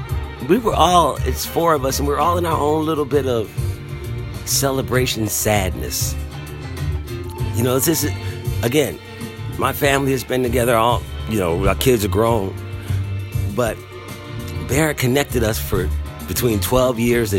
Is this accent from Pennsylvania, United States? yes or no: yes; Philadelphia, Pennsylvania, United States; moved away; also born or lived in Durham, North Carolina; I grew up in Philadelphia